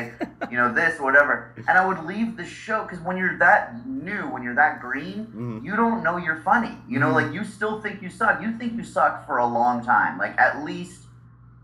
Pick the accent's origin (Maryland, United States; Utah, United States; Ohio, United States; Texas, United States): Utah, United States; Salt Lake City; now in Los Angeles, United States; I grew up in Salt Lake in Utah